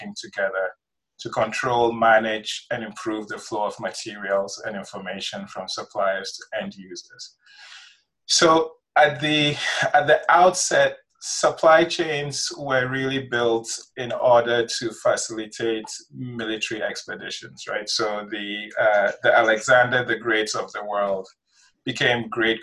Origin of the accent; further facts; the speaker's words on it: Ghana; moved away as an adult; also born or lived in Nigeria; now in United States; I grew up in West Africa. I did my elementary schooling in Nigeria, did my secondary school in Ghana, came to the United States in 97 to go to college.